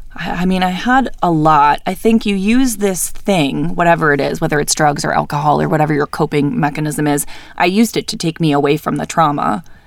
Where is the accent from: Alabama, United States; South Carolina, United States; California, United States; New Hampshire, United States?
New Hampshire, United States; now in Salt Lake City, United States; I was born and raised in New Hampshire. I lived there my whole life.